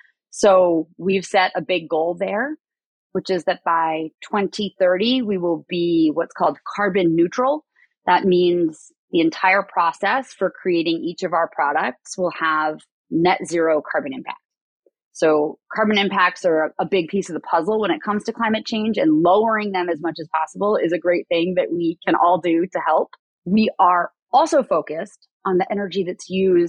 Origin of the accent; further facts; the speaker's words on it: a small farm town in Massachusetts, United States; now in California, United States; I am from a small farm town in Massachusetts, but I've lived in California for a really long time.